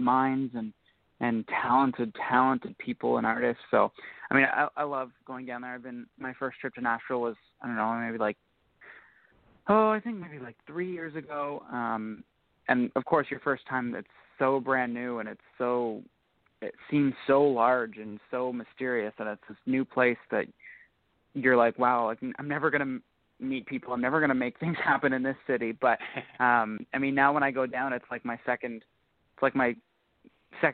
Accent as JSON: {"language": "English", "region": "Ontario", "country": "Canada", "said": "we're all from Ontario"}